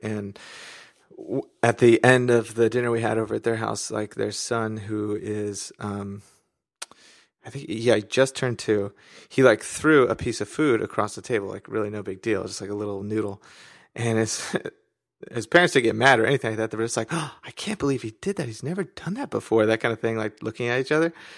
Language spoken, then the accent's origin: English; San Diego, California, United States; moved away as an adult; now in Washington State, United States; right now I'm in Washington State, but really I'm from San Diego